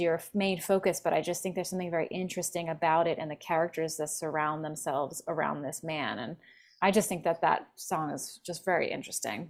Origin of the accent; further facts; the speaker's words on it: Philadelphia, Pennsylvania, United States; now in Los Angeles, United States; I'm from Philly originally